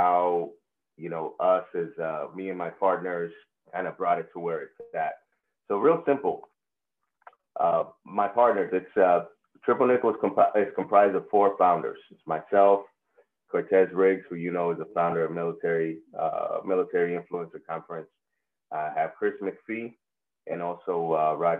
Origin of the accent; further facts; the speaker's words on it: Puerto Rico; first language Spanish; English is a second language; now in San Antonio, United States; I'm a native of Puerto Rico. That's where I'm from. That's where I was raised. Spanish is my first language, but now English is what I use every day